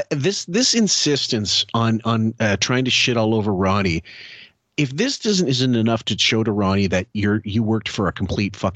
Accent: Las Vegas, Nevada, United States; you know, I grew up in Las Vegas.

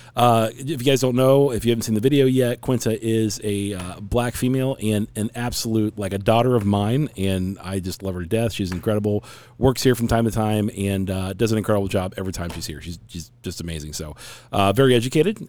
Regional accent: Cincinnati, Ohio, United States; now in Phoenix, United States; I'm a Cincinnati boy, so born and raised in Ohio

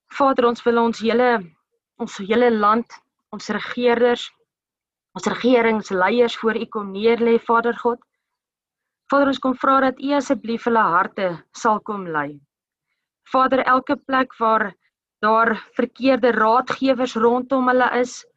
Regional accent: South Africa; elkeen van ons as as Suid-Afrikaners

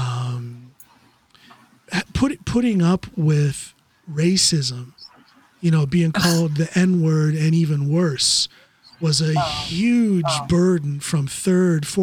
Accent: Norton, Ohio, United States; also born or lived in Akron, Ohio; We grew up, or I was born rather, in Akron and lived the first 7 years of my life in Goodyear Heights. So then when we moved to Norton

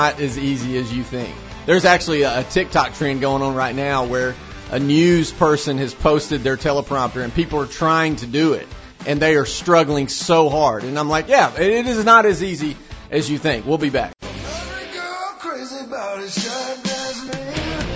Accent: Cornersville, Tennessee, United States; I'm actually from Cornersville. That's where I grew up.

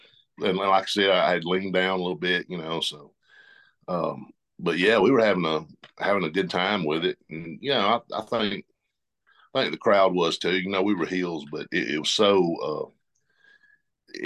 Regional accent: the South, United States; We're all from the South. We all kind of talk the same.

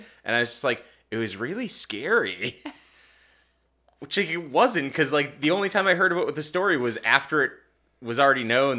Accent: Rockland, Massachusetts, United States; One of the astronauts that was on it was from my hometown. From Rockland? Yeah.

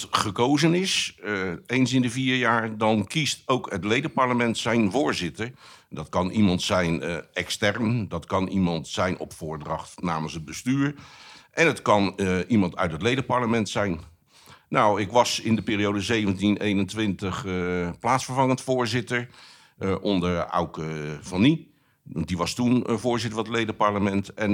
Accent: Rotterdam, South Holland, Netherlands; ik, ik, ben een Rotterdammer, recht door zee.

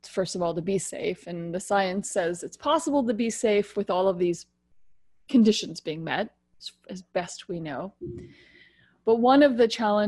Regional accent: United States; now in Ontario, Canada; I'm American, but live in Canada, in particular the province of Ontario.

